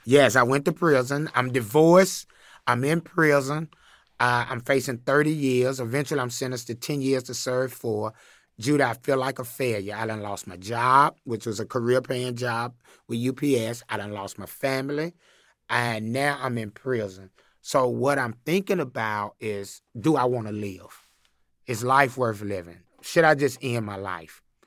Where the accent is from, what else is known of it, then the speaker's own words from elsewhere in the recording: Chattanooga, Tennessee, United States; I grew up in Chattanooga, Tennessee